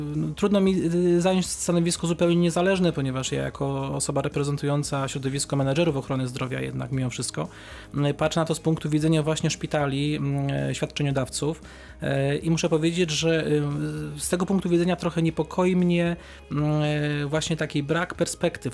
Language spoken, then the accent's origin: Polish; Kępno, Greater Poland, Poland; moved away; mieszkałem przez wiele lat 70 km od Wrocławia, w, w Kępnie, w mieście powiatowym